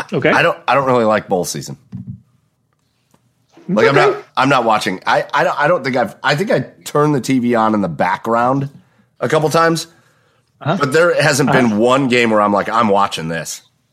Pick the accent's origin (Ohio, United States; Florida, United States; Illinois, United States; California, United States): Ohio, United States; Cleveland; We're from Cleveland.